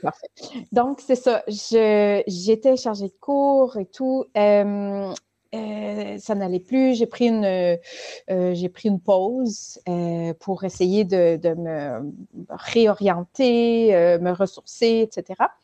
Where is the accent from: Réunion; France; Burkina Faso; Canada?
Canada; Ontario; now in Quebec, Canada; je suis née et j'ai grandi en Ontario